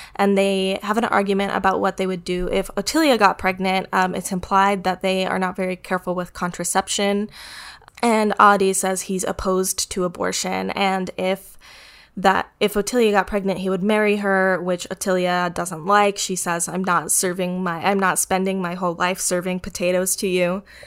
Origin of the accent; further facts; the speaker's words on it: United States; I'm American